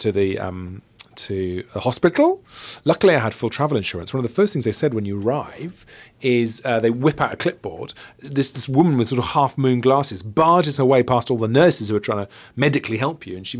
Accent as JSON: {"language": "English", "region": "South Wales", "country": "United Kingdom", "tie": "born or raised there", "said": "growing up in South Wales"}